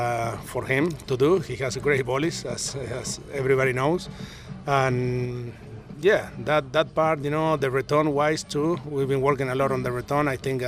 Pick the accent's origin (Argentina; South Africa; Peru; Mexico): Argentina; English is a second language; now in United States; He's from Japan, I'm from Argentina. We both live in US. So, you know, we communicate, English is our second language.